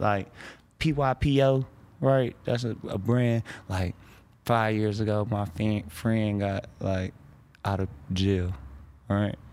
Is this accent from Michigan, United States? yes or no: yes; Detroit, Michigan, United States; I'm from Detroit